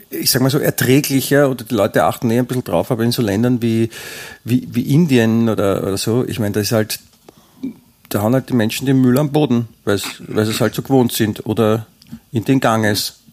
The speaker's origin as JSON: {"language": "German", "region": "Vienna", "country": "Austria", "lives_now": "Grado, Italy", "said": "Ich bin in Grado gemeldet, aber und Deutscher, aber ein echter Wiener."}